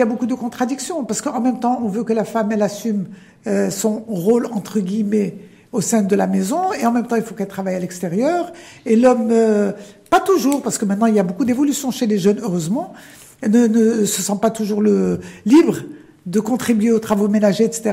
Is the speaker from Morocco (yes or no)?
yes; Morocco; On est arabo, amazère, africain, méditerranéen, ouvert sur l'Europe